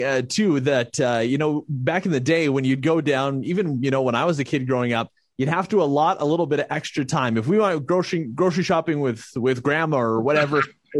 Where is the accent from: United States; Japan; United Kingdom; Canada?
Canada; Morinville, Alberta; moved away; my hometown of Mortonville, Alberta